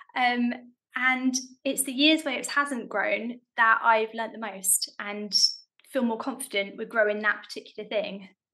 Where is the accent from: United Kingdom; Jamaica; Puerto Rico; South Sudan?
United Kingdom; London; I grew up in South London